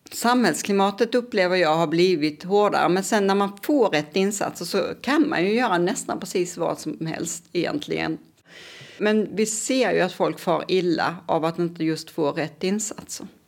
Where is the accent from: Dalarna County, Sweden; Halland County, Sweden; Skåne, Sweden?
Skåne, Sweden; Kristianstad; moved away as an adult; now in Lund, Sweden; jag är uppvuxen i Kristianstad.